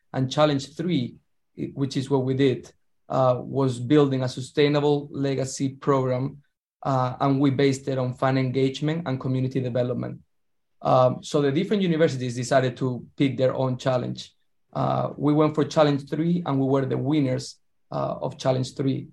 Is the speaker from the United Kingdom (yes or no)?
no; southern Spain, Spain; now in New York, United States; I'm from a small town in the south of Spain